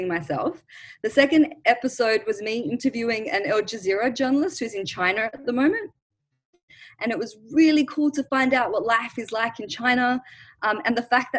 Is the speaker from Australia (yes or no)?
yes; Australia; also born or lived in Lebanon; I grew up in Australia, but my parents and I was born in Lebanon, but I moved to Australia when I was 1 year old